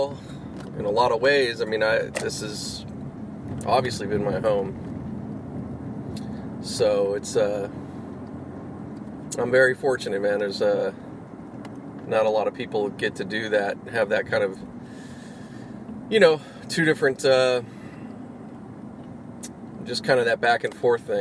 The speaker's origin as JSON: {"language": "English", "town": "Pittsburgh", "region": "Pennsylvania", "country": "United States", "tie": "born or raised there", "moved": "yes", "said": "grew up in Pittsburgh, you know, like, you know, I'm from out there too"}